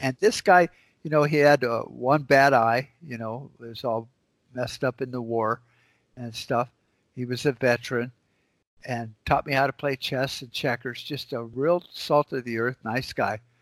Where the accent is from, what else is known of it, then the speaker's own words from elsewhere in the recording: United States; we as American citizens